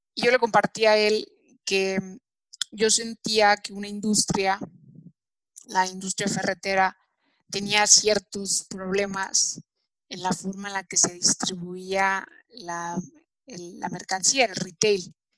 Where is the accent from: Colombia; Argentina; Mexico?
Mexico; como mexicanos